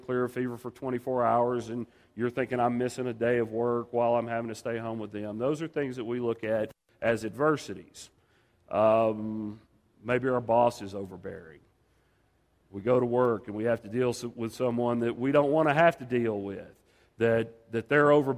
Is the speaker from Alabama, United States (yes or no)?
no; Dallas, Texas, United States; moved away as an adult; now in New Mexico, United States; I'm originally from Dallas